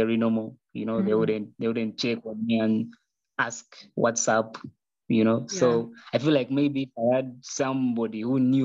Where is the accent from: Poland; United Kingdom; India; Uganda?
Uganda; Kampala, Central Region; I grew up and I was raised in Kampala